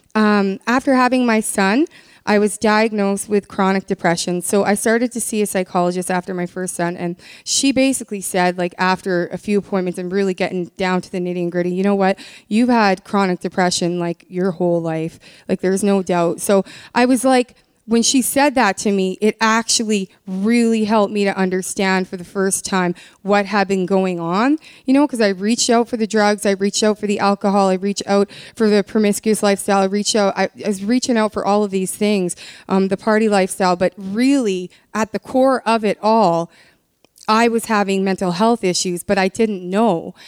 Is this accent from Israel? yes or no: no; Canada; I've been born and raised in Canada